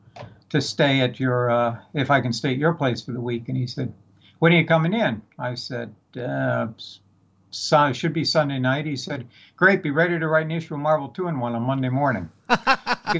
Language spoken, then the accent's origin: English; Madison, Wisconsin, United States; moved away; I was living in Madison, Wisconsin. I grew up in Madison, Wisconsin.